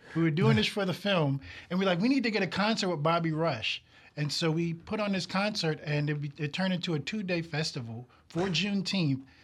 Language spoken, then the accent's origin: English; New York City, New York, United States; now in Mississippi, United States; I'm originally from Brooklyn, New York